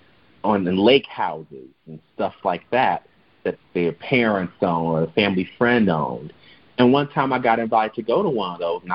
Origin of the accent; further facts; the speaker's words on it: Chicago, Illinois, United States; my own experience of living and growing up in Chicago